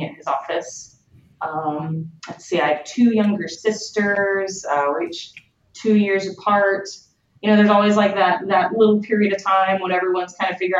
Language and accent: English; Katy, Texas, United States; moved away as an adult; also born or lived in Houston, Texas; now in California, United States; I'm originally from Katy, Texas, which is a suburb of Houston. Actually moved out to California to start Obsidian about 4.5 years ago.